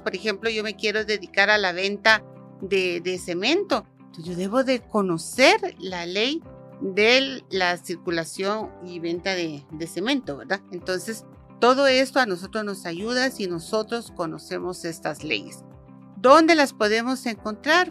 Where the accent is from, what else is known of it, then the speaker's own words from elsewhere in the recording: Guatemala; somos ciudadanos de Guatemala